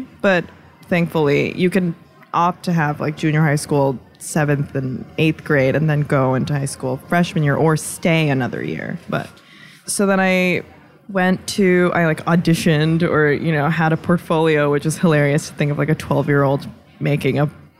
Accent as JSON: {"language": "English", "country": "United States", "said": "maybe it's just because we're so American"}